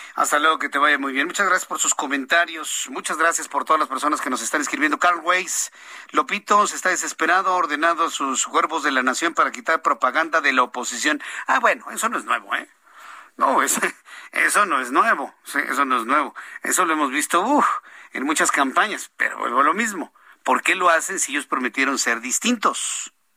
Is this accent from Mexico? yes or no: yes; Mexico; esta sociedad mexicana